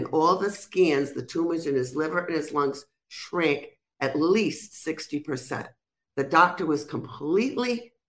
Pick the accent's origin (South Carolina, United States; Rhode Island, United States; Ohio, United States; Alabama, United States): Rhode Island, United States; accent: Rhode Island; now in Florida, United States; I'm from Rhode Island, but I sound like I'm from New York.